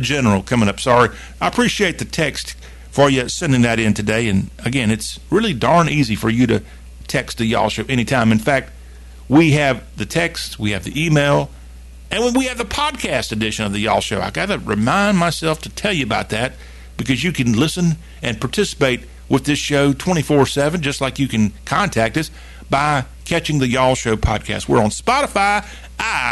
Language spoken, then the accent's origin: English; Eastern Seaboard, United States; growing up on the Eastern Seaboard